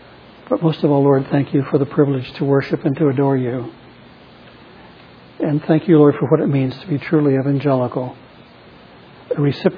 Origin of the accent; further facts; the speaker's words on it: Chicago, Illinois, United States; also born or lived in Nashua, United States; And I grew up in Chicago as a little kid on Chicago Avenue watching people get shot across the street at Moody Bible Institute.